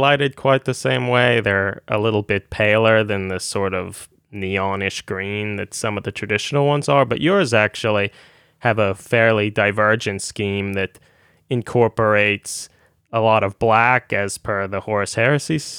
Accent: United States; being an American

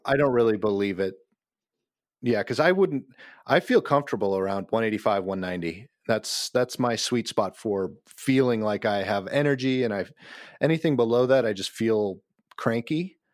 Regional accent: Anoka, Minnesota, United States; also born or lived in Ramsey, Minnesota; I grew up in Anoka, Minnesota, Halloween capital of the world

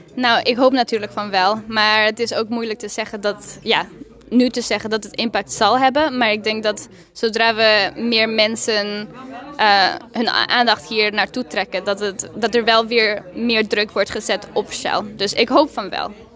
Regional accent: Mexico; first language Spanish; Dutch is a second language; now in Leeuwarden, Netherlands; uit Leeuwarden, maar eigenlijk ben ik in Mexico geboren en opgegroeid.

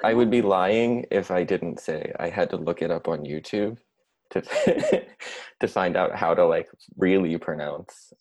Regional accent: United States; first language English; I'm an American but mm-hmm. um, by way of uh, Italian and Irish um, ancestry

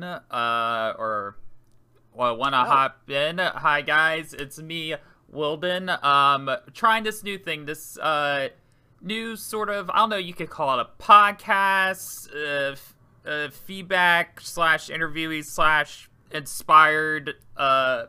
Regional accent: Maryland, United States; moved away; I'm from Maryland originally

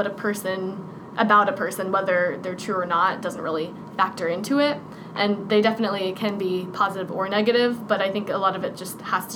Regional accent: Louisa County, Virginia, United States; we come from Louisa County

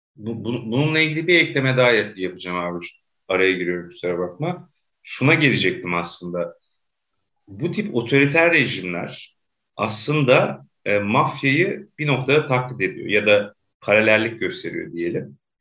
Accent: Black Sea Region, Turkey; Karadeniz'de hatırlıyorum çocukluğumda

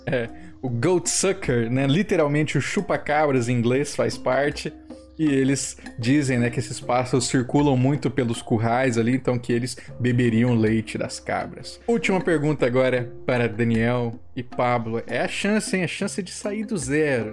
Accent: Rio de Janeiro, Brazil; Nascida e criada

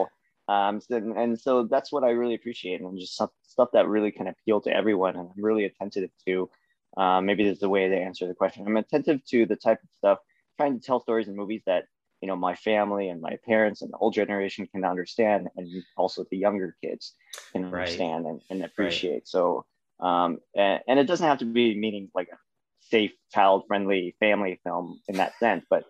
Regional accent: Seattle, Washington, United States; I'm from Seattle

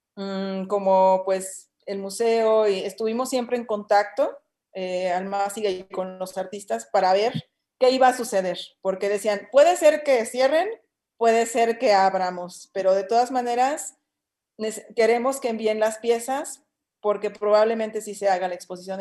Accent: Torreón, Coahuila, Mexico; now in Guanajuato, Mexico; hay unos que ya nos adoptó Guanajuato, como a mí, porque yo soy de Torreón, Coahuila

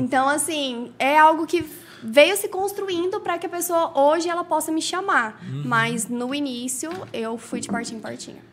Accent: Caldas Novas, Goiás, Brazil; also born or lived in Goiânia; Eu nasci em Goiânia, nasci em Goiânia, mas desde os meus sete anos eu moro aqui, então eu me considero Caldas Novense

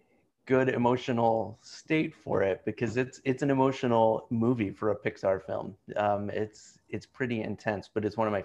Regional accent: Oak Ridge, Tennessee, United States; now in Chicago, United States; If I were back in my hometown in Tennessee, I would love to audition for one of the main stage plays at the Oak Ridge Playhouse

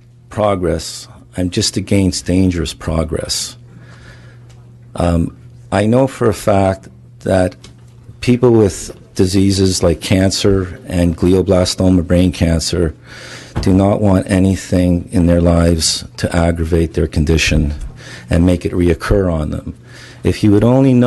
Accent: Los Angeles, California, United States; I'm from Los Angeles, California.

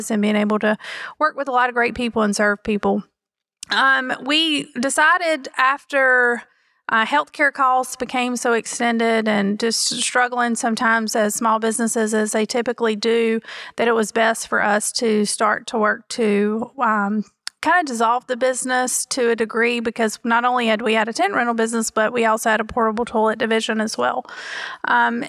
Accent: Tarboro, North Carolina, United States; I was very fortunate to be born and raised in Tarboro

